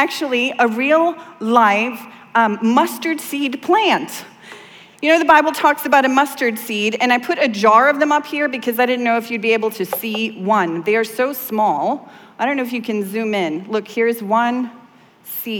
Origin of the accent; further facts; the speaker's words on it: southern Sweden, Sweden; moved away; I grew up in Sweden, and in the south of Sweden, we have these woods